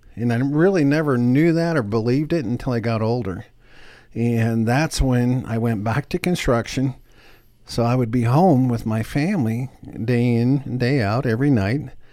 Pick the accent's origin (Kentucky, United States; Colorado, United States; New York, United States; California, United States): Colorado, United States; Denver; I grew up here in Denver, and I lived in a very modest home